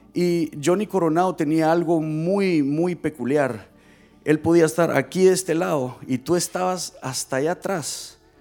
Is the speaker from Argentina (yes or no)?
no; Guatemala; moved away; yo soy de Guatemala